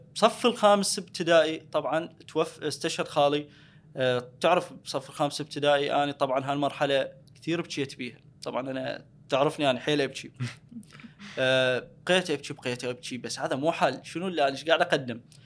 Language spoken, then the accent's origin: Arabic; Al Anbar, Iraq; انا من الانبار